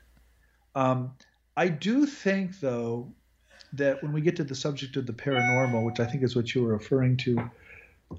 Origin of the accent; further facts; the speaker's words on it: Midwest, United States; now in Texas, United States; I'm also from the Midwest